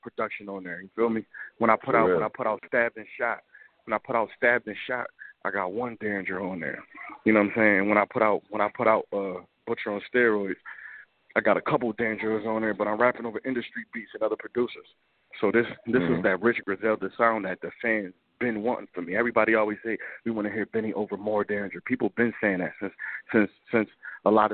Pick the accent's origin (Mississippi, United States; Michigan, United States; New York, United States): New York, United States; Buffalo; I'm from Montana, right? Montana is a block in Buffalo